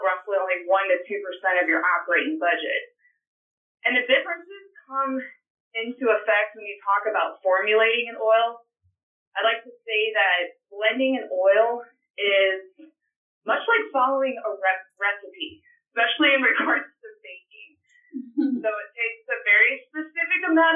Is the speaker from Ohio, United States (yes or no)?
no; Henry County, Illinois, United States; now in Bloomington, United States; I actually started in the GrowMark FS system in my hometown at Gold Star FS.